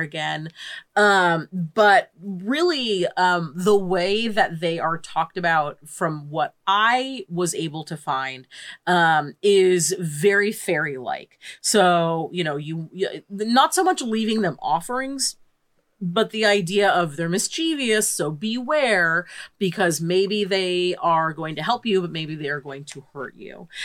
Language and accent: English; United States; as an American living